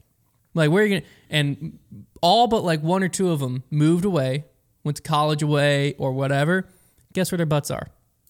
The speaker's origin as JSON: {"language": "English", "town": "Lynchburg", "region": "Virginia", "country": "United States", "tie": "born or raised there", "said": "raised in Lynchburg"}